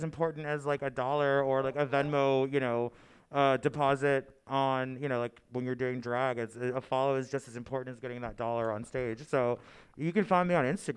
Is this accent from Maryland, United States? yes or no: yes; Maryland, United States; I grew up in Maryland, so I've always been DMV proper